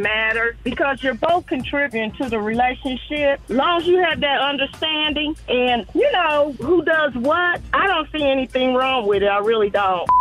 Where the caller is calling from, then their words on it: Indianapolis, Indiana, United States; I'm calling from Indianapolis, Indiana.